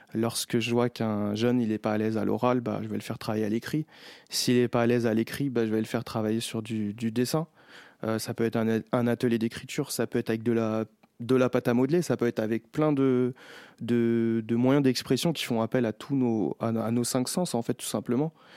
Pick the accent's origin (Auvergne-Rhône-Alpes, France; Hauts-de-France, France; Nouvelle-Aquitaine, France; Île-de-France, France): Île-de-France, France; Chelles; j'ai grandi euh, à Chelles